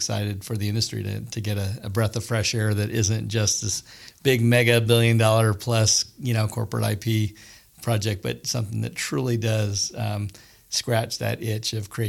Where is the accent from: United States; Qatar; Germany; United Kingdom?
Germany; moved away; I grew up in Germany